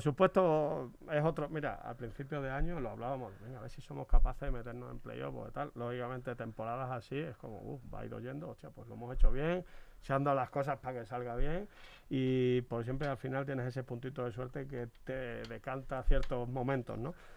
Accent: Badajoz, Extremadura, Spain; moved away; mis paisanos

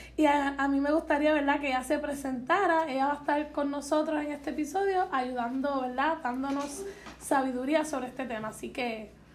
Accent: Puerto Rico; somos jóvenes de Puerto Rico

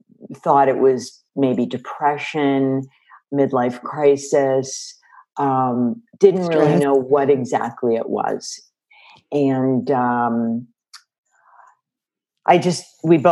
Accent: Chicago, Illinois, United States; moved away; I grew up in Chicago, and I came out here to pursue my dream of being a songwriter.

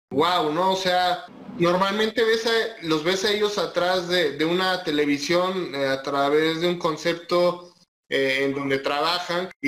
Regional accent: Mexico; no solamente nosotros como mexicanos tenemos que tomar en cuenta, sino es un mensaje a nivel mundial de solidaridad

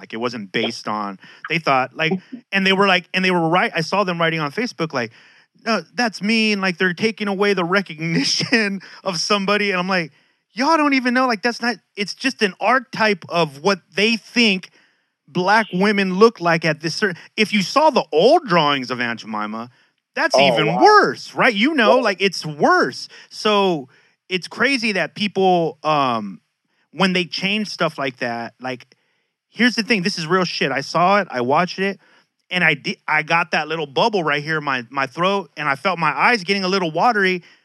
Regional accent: San Diego, California, United States; I grew up in Logan Heights.

